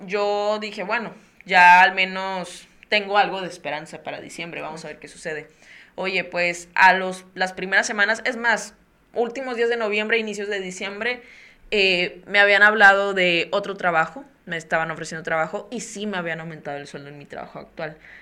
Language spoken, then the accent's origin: Spanish; Tampico, Tamaulipas, Mexico; moved away; viajé a mi, a mi ciudad natal, que es Tampico, Tamaulipas